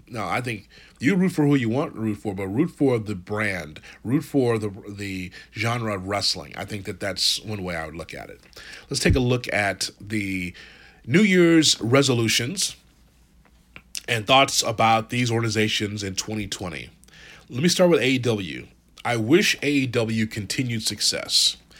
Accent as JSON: {"language": "English", "town": "Chicago", "region": "Illinois", "country": "United States", "tie": "born or raised there", "said": "I'm from Chicago"}